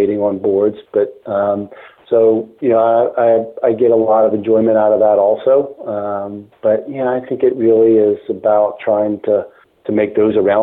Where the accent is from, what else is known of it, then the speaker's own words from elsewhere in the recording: South Carolina, United States; I grew up in South Carolina